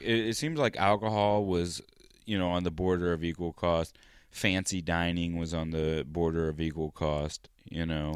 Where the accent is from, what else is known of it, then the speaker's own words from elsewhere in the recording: United States; Estados Unidos